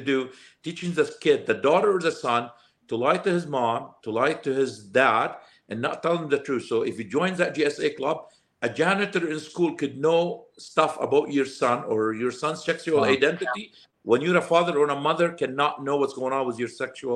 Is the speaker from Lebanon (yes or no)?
yes; Lebanon; English is a second language; moved away as an adult; also born or lived in Alberta, Canada; now in Calgary, Canada; I came from Lebanon